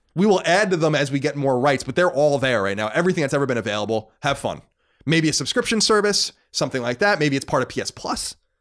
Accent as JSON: {"language": "English", "area": "Long Island", "region": "New York", "country": "United States", "moved": "yes", "said": "I was born on Long Island in Mastic, that's right around the corner from me"}